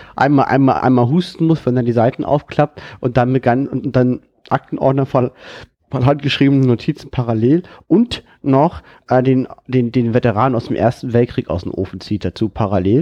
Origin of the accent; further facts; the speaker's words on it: Germany; für mich persönlich als Deutscher